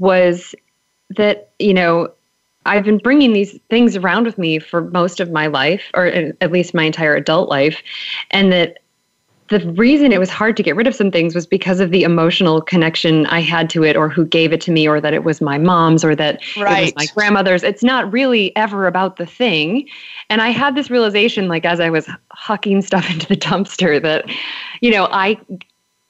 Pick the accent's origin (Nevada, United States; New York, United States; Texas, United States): New York, United States; Buffalo; now in Providence, United States; I'm originally from Buffalo, New York